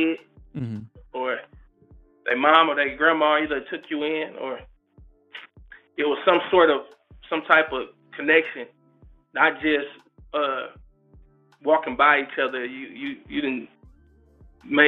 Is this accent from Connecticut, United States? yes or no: no; Vallejo, California, United States; born or raised there; also born or lived in Richmond, California / Oakland, California